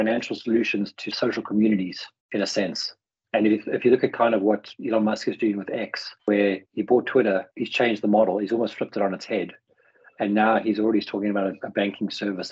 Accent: Johannesburg, Gauteng, South Africa; now in United Kingdom; I grew up in Johannesburg

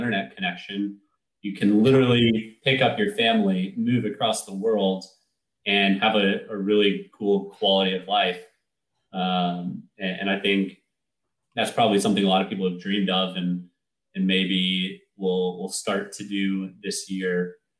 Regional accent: United States; as an American

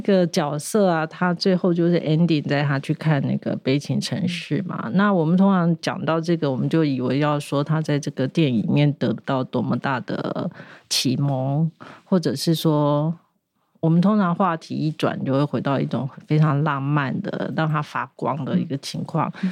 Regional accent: Taiwan; 我们台湾人

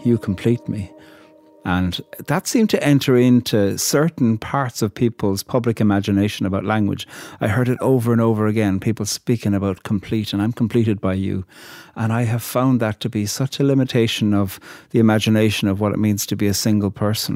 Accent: Ireland; a poet from Ireland

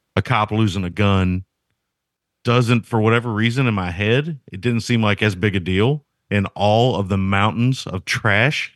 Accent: United States; I'm an American

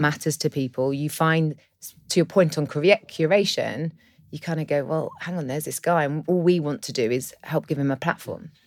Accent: London, United Kingdom; I'm from London.

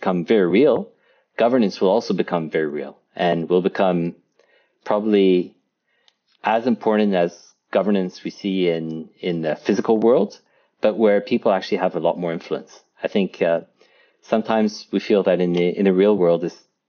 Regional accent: France; I grew up in France

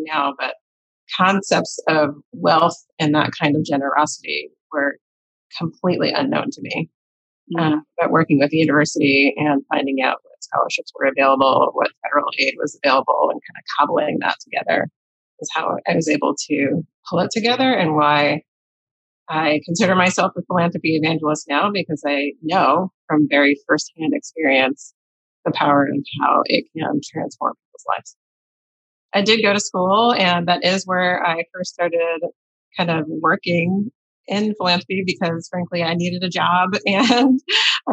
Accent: Maplewood, New Jersey, United States; also born or lived in Ithaca, New York; I grew up in Maplewood, New Jersey

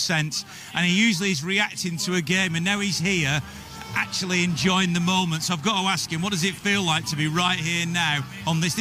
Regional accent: Manchester, North West England, United Kingdom; now in Oldham, United Kingdom; I'm not from Oldham. I'm from Manchester. I live in Oldham

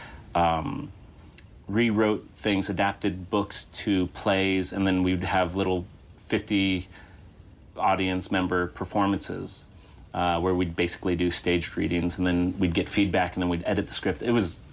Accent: Chico, California, United States; now in Los Angeles, United States; I grew up in Chico, California

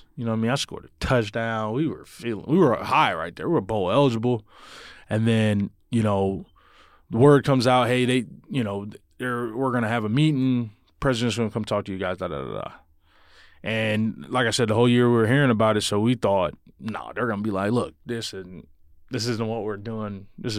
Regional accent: Long Beach, California, United States; moved away; I'm from Long Beach, California. I graduated in 2014 with a degree in athletic development and communication.

